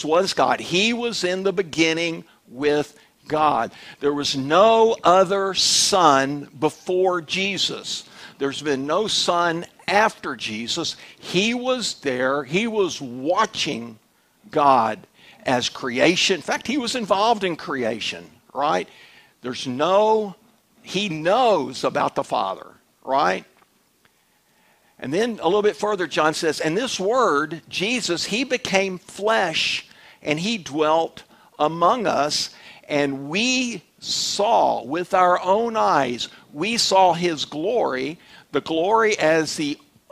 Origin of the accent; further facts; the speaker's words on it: Dallas, Texas, United States; I was raised in Dallas